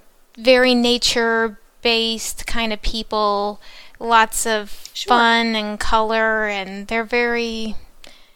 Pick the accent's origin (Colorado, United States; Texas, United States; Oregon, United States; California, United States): Texas, United States; Houston; I am from Houston, Texas